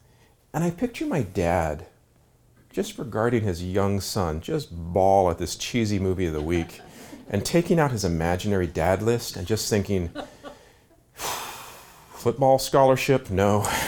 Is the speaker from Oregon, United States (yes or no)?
yes; Ashland, Oregon, United States; But if you happen to be growing up in Ashland, Oregon in the late 60s, early 70s, we were blessed or cursed to only have one television channel.